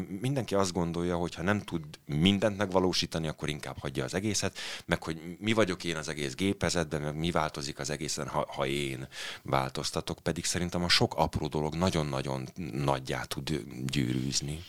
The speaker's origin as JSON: {"language": "Hungarian", "town": "Bonyhád", "region": "Tolna", "country": "Hungary", "tie": "born or raised there", "also_born_or_lived": "Kaposvár area", "moved": "yes", "lives_now": "Budapest, Hungary", "said": "én egyébként egy panelgyerek vagyok, Bonyhádon születtem egy kisvárosban"}